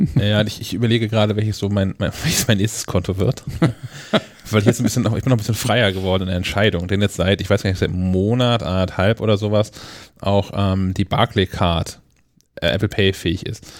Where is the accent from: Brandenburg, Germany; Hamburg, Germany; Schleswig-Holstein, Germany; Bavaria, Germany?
Schleswig-Holstein, Germany; Kiel; für uns hier als, als Kieler